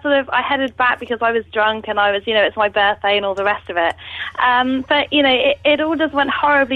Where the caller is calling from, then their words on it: London, United Kingdom; I'm calling from London.